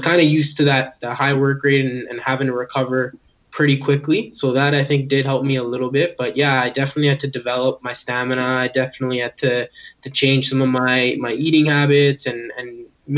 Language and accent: English; Edmonton, Alberta, Canada; moved away as an adult; now in Ottawa, Canada; representing my hometown